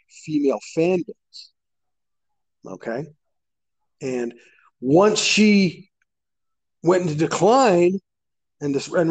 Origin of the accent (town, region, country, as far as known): Canada